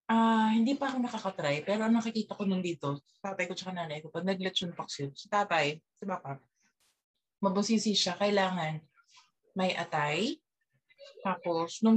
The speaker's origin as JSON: {"language": "Tagalog", "town": "Parañaque", "region": "Metro Manila", "country": "Philippines", "tie": "born or raised there", "said": "sa amin sa Baklaran, laking Baklaran ako eh, doon kami sa may lechonan."}